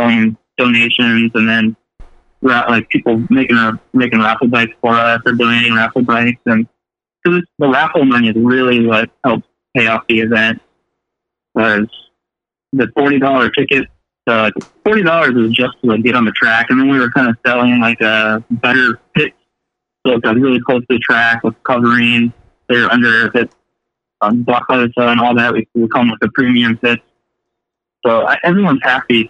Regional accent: Sacramento, California, United States; I'm originally from Sacramento. I live here now

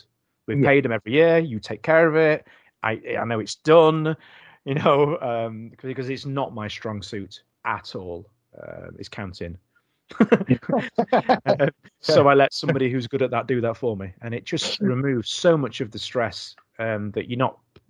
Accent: Doncaster, Yorkshire and the Humber, United Kingdom; moved away as an adult; now in Knaresborough, United Kingdom; I'm from Doncaster

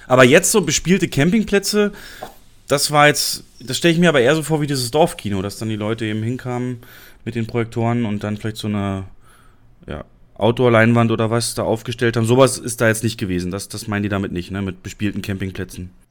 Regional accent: near Cottbus, Brandenburg, Germany; in der Nähe meiner Heimat in Cottbus

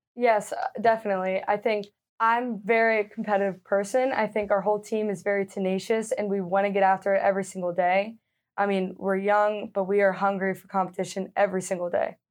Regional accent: Leonardtown, Maryland, United States; moved away; I am from Leonardtown, like you said, a small town in Maryland. I grew up playing all different sports.

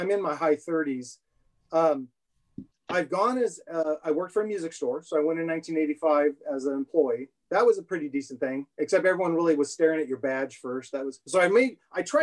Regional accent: Chico, California, United States; moved away as an adult; I was born up in Chico, California.

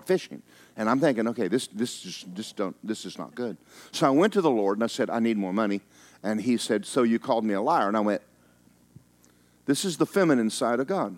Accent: Georgia, United States; I'm from Georgia.

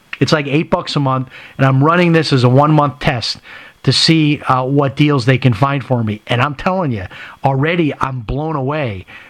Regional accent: Chicago, Illinois, United States; I grew up in Chicago. I remember going to Aldi's as a kid. This is not the same Aldi's I went to when I was in Chicago.

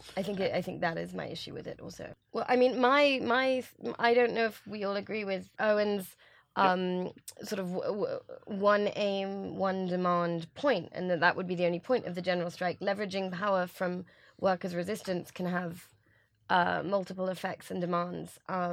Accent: England, United Kingdom

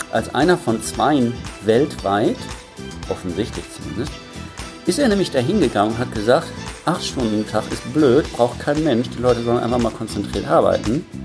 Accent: Bielefeld, North Rhine-Westphalia, Germany; dann ist es natürlich klar, dass ich in meine Heimatstadt äh, fahre und mir den Lasse schnappe

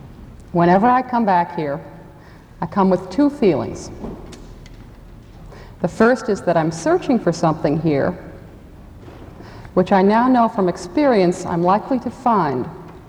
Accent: Connecticut, United States; moved away as an adult; now in Vermont, United States; I grew up in Connecticut, spent most of my adult life in Vermont. I'm a real Yankee

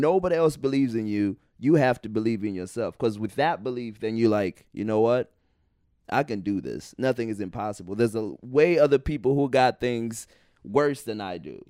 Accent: Indiana, United States; moved away as an adult; we grew up in Indiana

